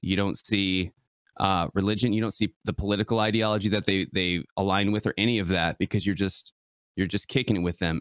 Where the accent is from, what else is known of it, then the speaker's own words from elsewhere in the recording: West Michigan, United States; I'm born and raised West Michigan, uh, the Mitten State